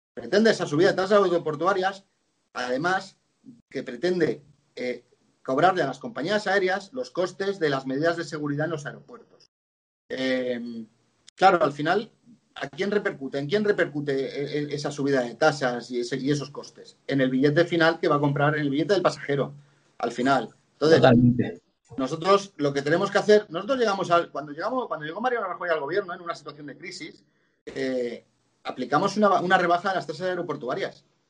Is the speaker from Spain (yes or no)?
yes; Benidorm, Valencian Community, Spain; soy de Benidorm